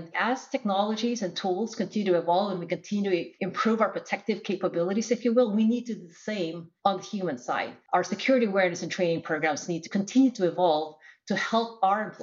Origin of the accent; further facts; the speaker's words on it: Philippines; now in United States; So, I'm originally from the Philippines. I uh, moved to the US for college.